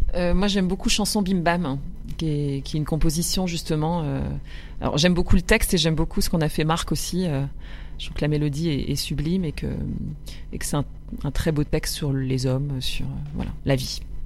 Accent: Roubaix, Hauts-de-France, France; j'ai grandi dans le nord, chez les Ch'tis. Voilà, je suis roubaisienne au départ

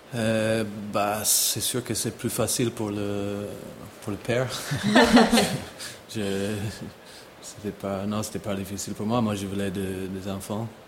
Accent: Ireland; French is a second language; moved away as an adult; also born or lived in Italy; now in Geneva, Switzerland; Je suis né en Irlande, pas loin de Dublin, aussi dans une famille de chevaux

